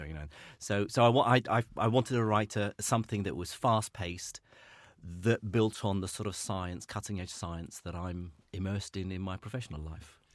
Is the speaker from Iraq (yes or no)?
yes; Iraq; moved away; I grew up in Iraq